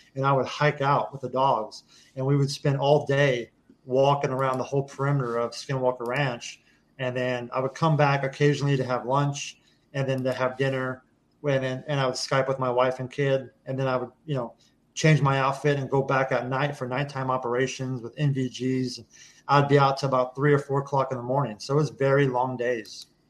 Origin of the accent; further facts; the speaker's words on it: Kansas, United States; moved away as an adult; I grew up in Kansas on a farm, on an actual right. working ranch.